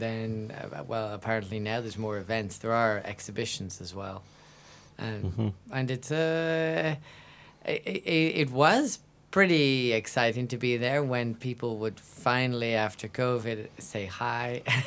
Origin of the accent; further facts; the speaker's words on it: Ireland; also born or lived in south of France / west coast of Ireland; now in France; I'm I'm an Irishman who's a French artist living in the south of France. Well, between the south of France